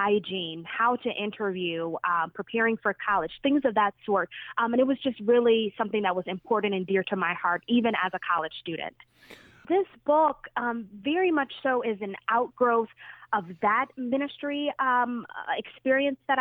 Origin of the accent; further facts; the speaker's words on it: Detroit, Michigan, United States; I grew up in Detroit, grew up in the inner city